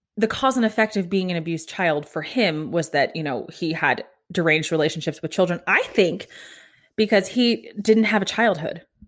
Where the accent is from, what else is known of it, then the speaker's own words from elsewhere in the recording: Kansas, United States; now in Florida, United States; I grew up in Kansas